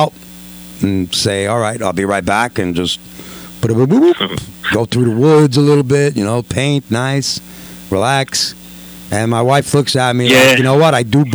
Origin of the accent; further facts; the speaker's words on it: New York City, New York, United States; moved away; born and raised in Corona, live and die in Corona